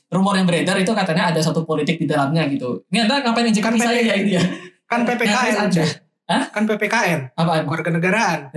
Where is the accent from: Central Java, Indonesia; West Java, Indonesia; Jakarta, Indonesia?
West Java, Indonesia; accent: Central Javanese; aksen aksen gue kan Jawa Jawa, Jawa Tengah banget gue malah aksen kok bisa kan gue bedok men